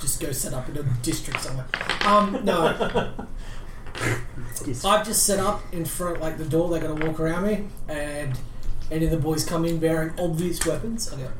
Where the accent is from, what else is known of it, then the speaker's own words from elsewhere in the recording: Australia; accent: Australian; We're Australian.